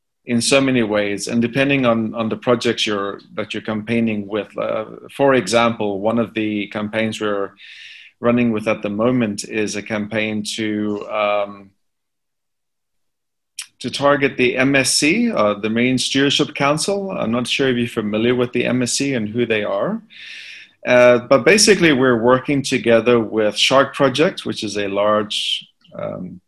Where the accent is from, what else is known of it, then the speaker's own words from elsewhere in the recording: South Africa; I'm from South Africa, and my wife is from the UK